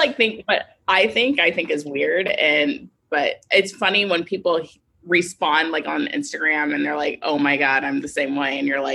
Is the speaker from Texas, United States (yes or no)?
yes; Houston, Texas, United States; I was born and raised in Houston